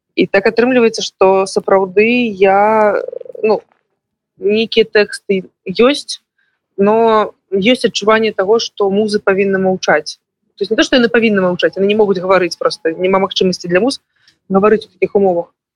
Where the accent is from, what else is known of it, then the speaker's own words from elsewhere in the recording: Belarus; як беларусы